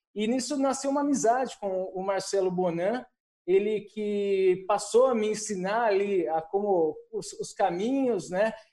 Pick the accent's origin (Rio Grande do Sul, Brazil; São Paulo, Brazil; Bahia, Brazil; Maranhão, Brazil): São Paulo, Brazil; also born or lived in Caieiras; eu sou paulistano, né? Nasci em Caieiras, morei muitos anos, minha família toda mora num bairro chamado Perus, que, que fica mais afastado do, do centro de São Paulo, a gente cresceu lá.